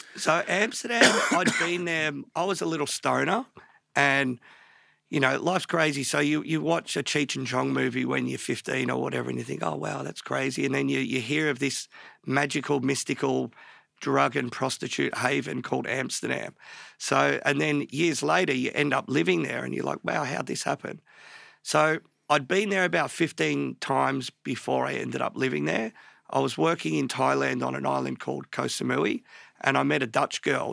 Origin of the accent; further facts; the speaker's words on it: Melbourne, Victoria, Australia; born in Melbourne, born in Pants Hospital in Northcote in, like, early seventies